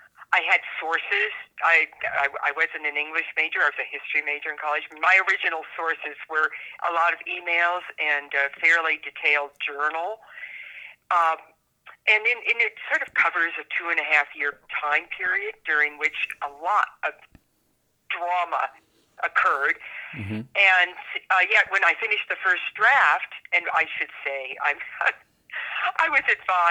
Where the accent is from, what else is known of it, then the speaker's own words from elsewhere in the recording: Northern California, United States; also born or lived in Washington, D.C. area; now in New Mexico, United States; I grew up in Northern California, but I spent a lot of time on the East Coast in the Washington, D.C. area